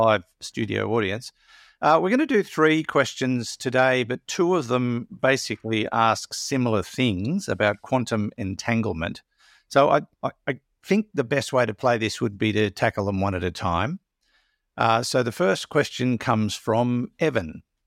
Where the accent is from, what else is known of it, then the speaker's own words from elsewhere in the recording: Maitland, New South Wales, Australia; I come from Maitland